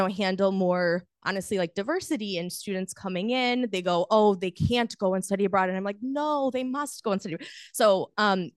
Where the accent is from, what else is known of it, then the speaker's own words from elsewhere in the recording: United States; As an American who grew up in American public school system